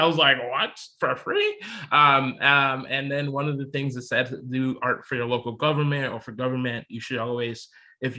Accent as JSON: {"language": "English", "town": "Chicago", "region": "Illinois", "country": "United States", "tie": "born or raised there", "also_born_or_lived": "Elgin, Illinois", "said": "I was born in Chicago, actually. Born and raised most of my life until I was like 10 or 11, 12."}